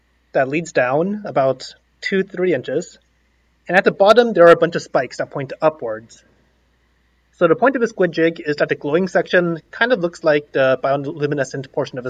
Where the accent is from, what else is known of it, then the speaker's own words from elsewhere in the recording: Seattle, Washington, United States; now in Philadelphia, United States; I'm from Seattle, Washington, originally, actually.